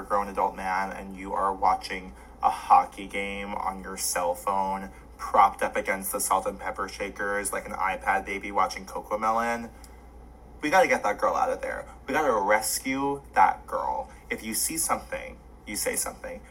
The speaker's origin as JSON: {"language": "English", "town": "Los Angeles", "region": "California", "country": "United States", "said": "I'm from Los Angeles"}